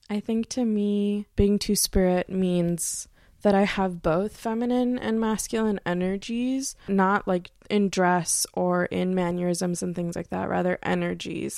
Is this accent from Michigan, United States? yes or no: yes; Pontiac, Michigan, United States; now in Bellefonte, United States; I'm originally from the Detroit area, actually Pontiac, Michigan.